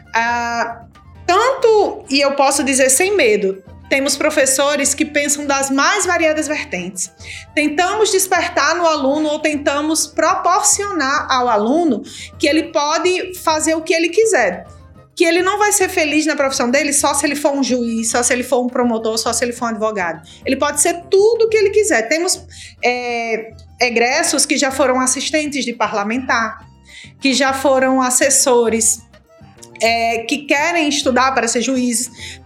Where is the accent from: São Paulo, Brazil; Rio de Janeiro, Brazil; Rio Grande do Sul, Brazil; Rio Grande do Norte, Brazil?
Rio Grande do Norte, Brazil; Mossoró; also born or lived in Natal; nascida e criada aqui em Mossoró, no Rio Grande do Norte, interior do Nordeste, Brasil